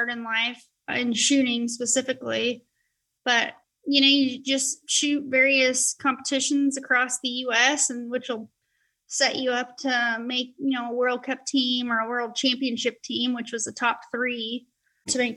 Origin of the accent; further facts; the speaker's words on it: Colorado Springs, Colorado, United States; moved away; growing up in Colorado Springs, it's Olympic City, USA.